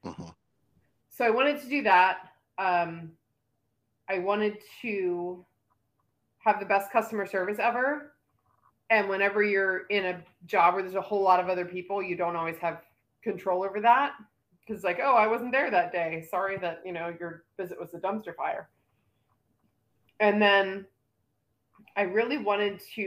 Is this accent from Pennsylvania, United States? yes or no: yes; Lancaster, Pennsylvania, United States; my hometown, which is in Lancaster, Pennsylvania